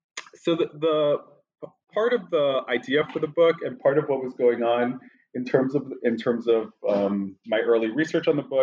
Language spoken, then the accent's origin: English; New York, United States; born there; Sure. I was born in New York, and I have a kind of very roundabout course towards studying this part of the world.